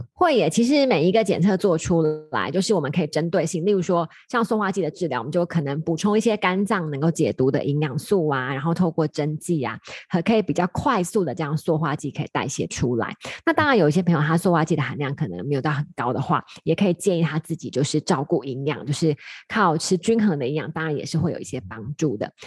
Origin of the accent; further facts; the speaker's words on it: Taiwan; 我们台湾人